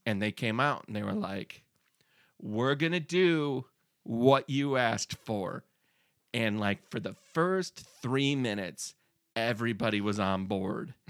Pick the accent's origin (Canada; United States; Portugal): Canada; Prince Edward Island; I'm from Prince Edward Island.